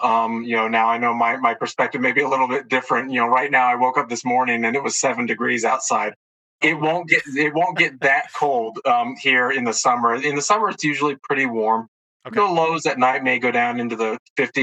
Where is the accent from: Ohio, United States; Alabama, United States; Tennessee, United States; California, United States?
Alabama, United States; moved away as an adult; now in Colorado, United States; I come from Alabama, grew up there and went to school there